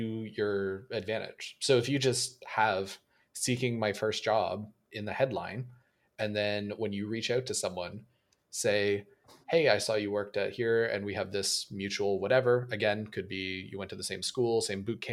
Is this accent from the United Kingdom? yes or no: no; Canada; a Canadian developer